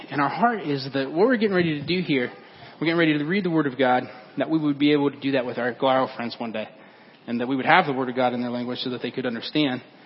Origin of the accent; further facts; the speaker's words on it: Fulton County, Illinois, United States; moved away; we're from Fulton County